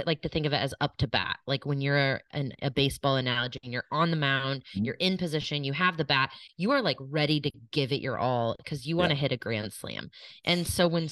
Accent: Kansas City, United States; I grew up in Kansas City. I grew up in the suburbs of Kansas City.

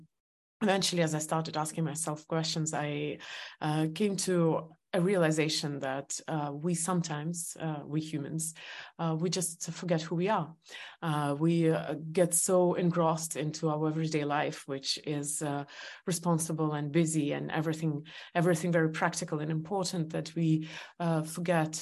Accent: Estonia; English is a second language; moved away as an adult; also born or lived in New York; I was born in Soviet Union

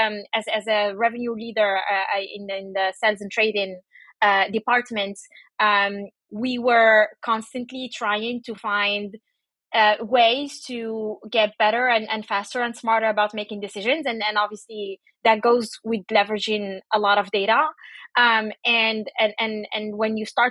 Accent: Paris, Île-de-France, France; moved away as an adult; I grew up in Paris

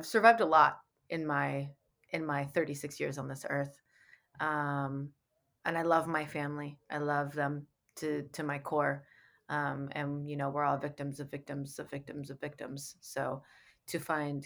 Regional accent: San Francisco Bay Area, California, United States; now in Los Angeles, United States; I live in Los Angeles. I'm originally from the Bay Area

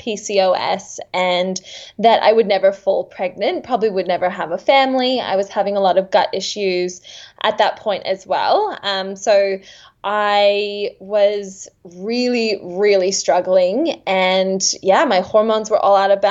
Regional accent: Seattle, Washington, United States; also born or lived in Redlands, Queensland, Australia; now in Thornside, Australia; I'm actually from the United States. I'm from Seattle, Washington.

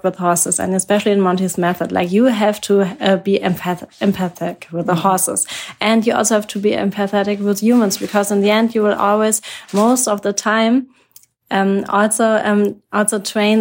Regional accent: Germany; I'm from Germany.

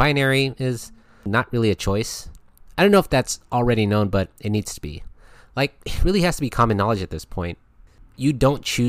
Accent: United States; my home country of the USA

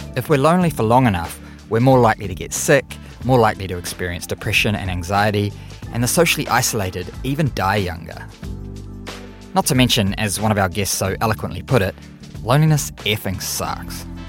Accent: Auckland, New Zealand; my hometown, Auckland, New Zealand.

